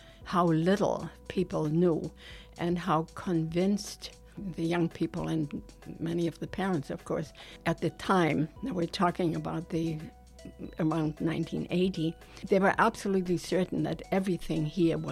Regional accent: Wiesbaden, Hesse, Germany; English is a second language; moved away as an adult; also born or lived in East Prussia / Denmark; now in United States; Wiesbaden, which is my hometown. So I went to school there, I grew up there

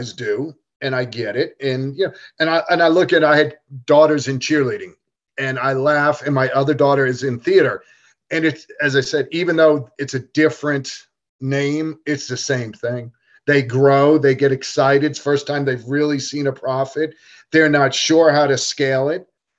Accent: New York, United States; now in Atlanta, United States; what I grew up with playing in New York

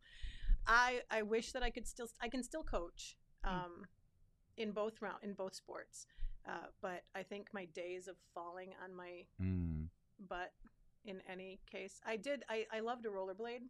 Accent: Clinton Township, Michigan, United States; I grew up in Clinton Township. It was a Mount Clemens mailing address. I went to Fraser High School

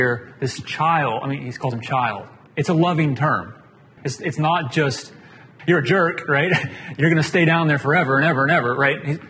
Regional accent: Atlanta, Georgia, United States; I grew up in Atlanta

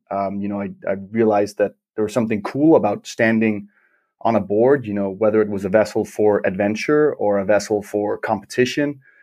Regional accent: Klitmøller, North Denmark Region, Denmark; growing up in Denmark

